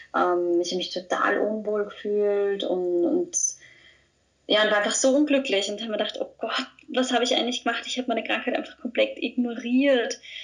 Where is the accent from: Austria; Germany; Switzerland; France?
Austria; ich bin aus Österreich, wie man unschwer hören kann